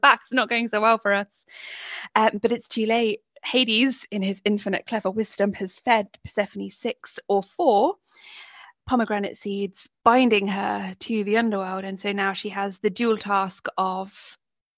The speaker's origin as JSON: {"language": "English", "town": "Coventry", "region": "West Midlands", "country": "United Kingdom", "tie": "born or raised there", "moved": "yes", "said": "I grew up in Coventry, which is in the West Midlands, and now I live by the sea"}